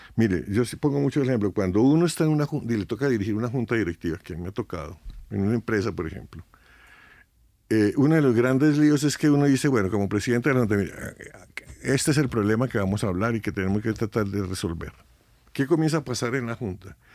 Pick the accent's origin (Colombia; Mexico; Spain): Colombia; Colombia, dicen 50 años, Yo tengo 76 y desde que nací estoy viendo esta locura